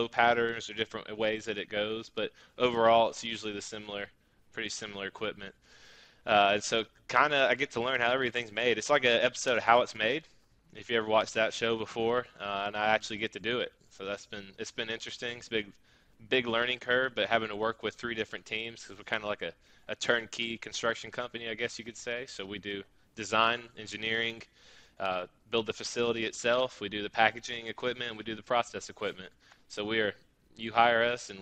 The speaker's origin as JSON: {"language": "English", "town": "Birmingham", "region": "Alabama", "country": "United States", "said": "I'm also from Birmingham. We didn't know each other while we lived there at all."}